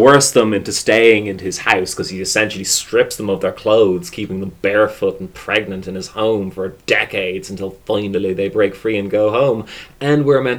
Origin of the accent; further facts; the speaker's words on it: Bray, Leinster, Ireland; I'm obviously from Bray